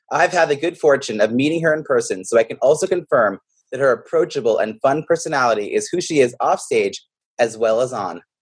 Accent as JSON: {"language": "English", "town": "Boston", "region": "Massachusetts", "country": "United States", "tie": "born or raised there", "said": "but it was in my hometown of Boston, so I decided to plan a dinner for a few people I knew"}